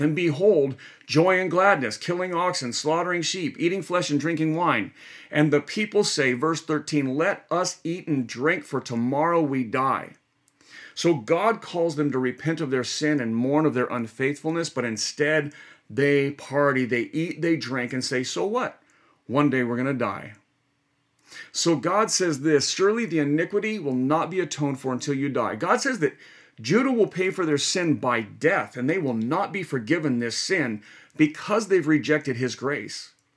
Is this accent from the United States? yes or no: yes; United States; we as modern American Christians